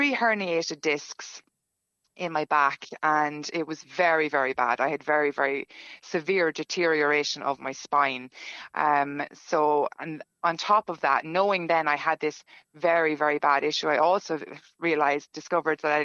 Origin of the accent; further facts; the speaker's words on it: Ireland; now in Stockholm, Sweden; being the Irish that we were